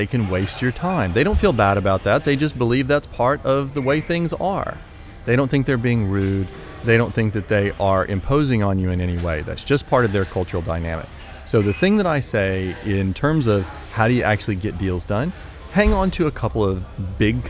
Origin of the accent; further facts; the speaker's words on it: United States; accent: American; also born or lived in Shenzhen, China; I'm an American, as you can hear from my accent